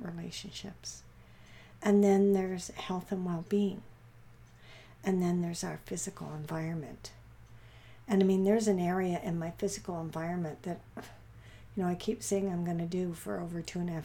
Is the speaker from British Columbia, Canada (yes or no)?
yes; Vancouver, British Columbia, Canada; we're from Vancouver, I am anyways